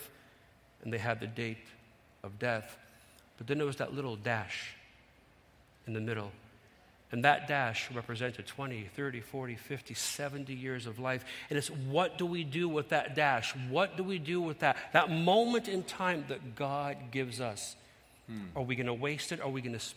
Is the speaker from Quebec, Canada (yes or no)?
no; Toronto, Ontario, Canada; I grew up in Toronto around Dufferin and St. Clair